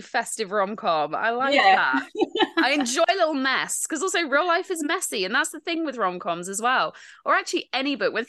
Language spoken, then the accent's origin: English; United Kingdom; Obviously, being British